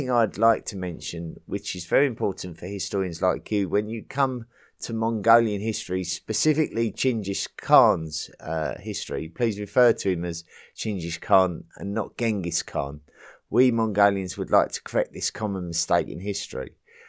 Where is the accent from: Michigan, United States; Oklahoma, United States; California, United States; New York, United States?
Oklahoma, United States; Since I'm from Oklahoma in the US, we've got a large and complicated presence of our native population.